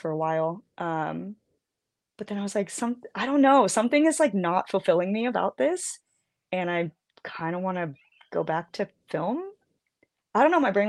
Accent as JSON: {"language": "English", "town": "San Jose", "region": "California", "country": "United States", "tie": "born or raised there", "said": "When I was a kid growing up in San Jose"}